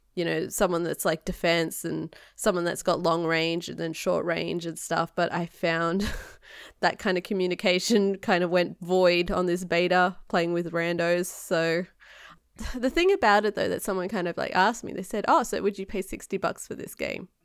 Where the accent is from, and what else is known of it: Australia; now in United States